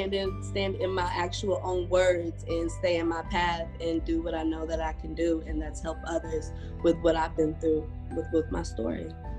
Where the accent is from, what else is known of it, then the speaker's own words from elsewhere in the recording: Louisville, Kentucky, United States; now in Atlanta, United States; As of right now, I am 28 years old. I am from Louisville, Kentucky. Okay. I was raised there in a biracial family. My mother's white, my father's black.